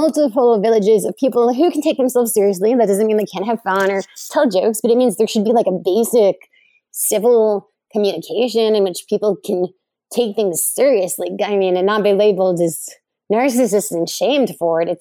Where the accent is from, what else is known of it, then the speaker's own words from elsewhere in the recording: United States; I'm an American